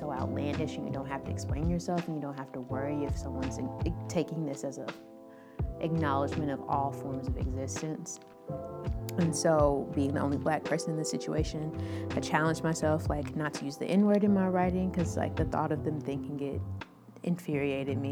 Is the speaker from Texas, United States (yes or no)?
no; Nashville, Tennessee, United States; born and raised in Nashville, Tennessee.